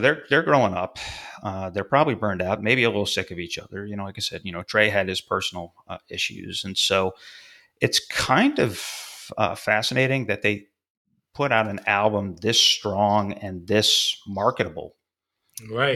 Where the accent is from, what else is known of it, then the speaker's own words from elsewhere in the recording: Fulton, New York, United States; a little north of my hometown, uh, Fulton, New York